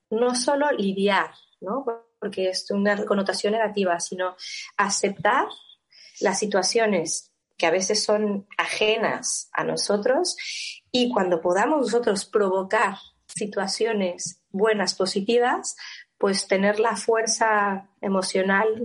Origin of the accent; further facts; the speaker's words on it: Mexico; como buena mexicana